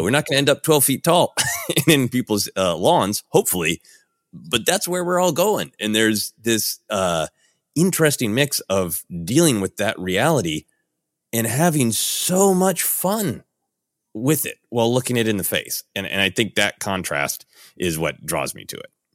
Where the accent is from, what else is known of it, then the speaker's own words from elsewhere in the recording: Minneapolis, Minnesota, United States; now in Los Angeles, United States; growing up in Minneapolis